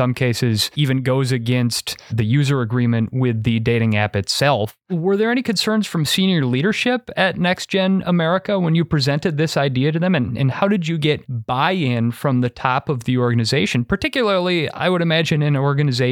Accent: Wisconsin, United States; my home state of Wisconsin

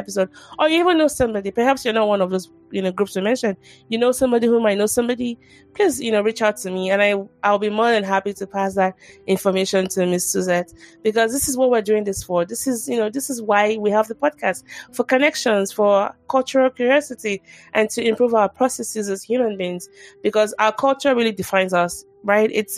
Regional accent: Nigeria; I'm from Nigeria

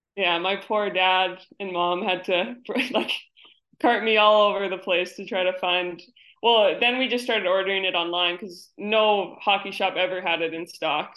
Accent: New York, United States; now in Connecticut, United States; I live in Connecticut now, but I'm from New York

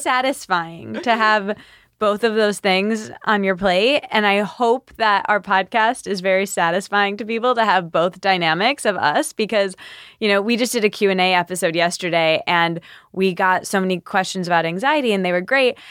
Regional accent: Michigan, United States; I'm from Michigan, a small college town

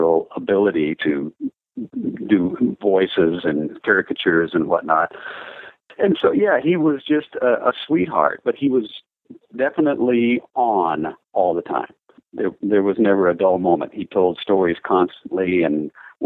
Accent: Minnesota, United States; moved away as an adult; now in Nashville, United States; I played in rock bands growing up in high school. I moved to Nashville from Minnesota

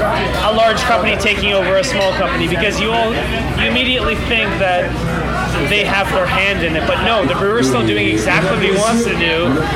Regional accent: Toronto, Ontario, Canada; I'm from Toronto

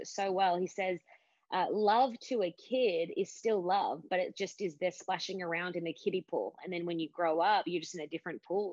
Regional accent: Sydney, New South Wales, Australia; I am an Aussie chick, was born in Sydney, Australia, grew up in a place called the Shire

